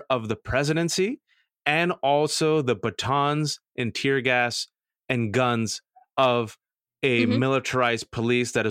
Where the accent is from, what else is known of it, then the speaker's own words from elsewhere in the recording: California, United States; Remember the, the devastating fires in my home state